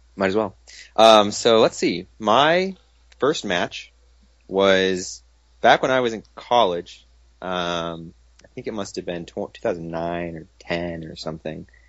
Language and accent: English; Portland, Oregon, United States; being born and raised in Portland